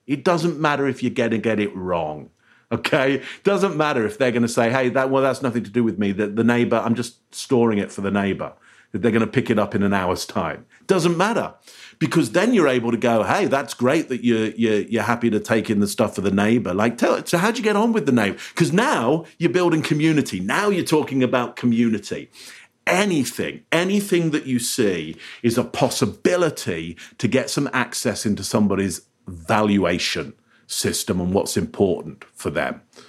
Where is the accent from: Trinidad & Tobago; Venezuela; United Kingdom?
United Kingdom; England; now in Canada; So I live in Canada, Ontario, Canada. As you can hear from my voice, I'm English originally, so I moved here.